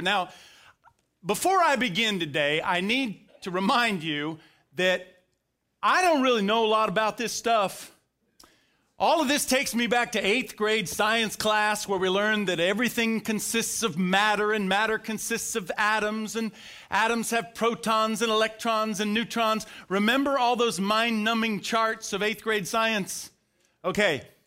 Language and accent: English; Florida, United States; now in Bulloch County, Georgia, United States; I grew up in Florida